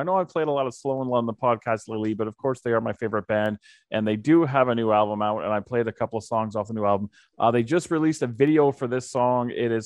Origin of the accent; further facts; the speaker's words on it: Calgary, Alberta, Canada; I'm born and raised in Calgary